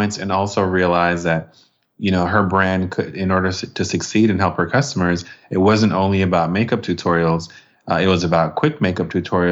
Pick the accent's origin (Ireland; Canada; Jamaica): Jamaica; I'm Jamaican and from the Caribbean